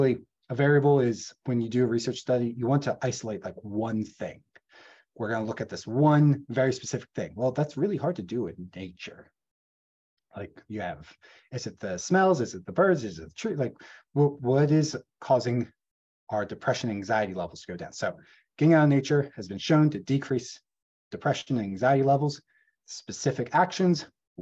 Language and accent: English; Gettysburg, Pennsylvania, United States; I grew up in Gettysburg, Pennsylvania, rural Pennsylvania